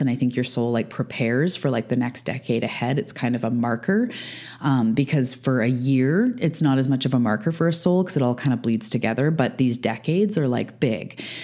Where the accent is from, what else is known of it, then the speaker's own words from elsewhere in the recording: Canada; also born or lived in Vancouver Island, British Columbia; I'm a Canadian living on the west coast of Canada on Vancouver Island.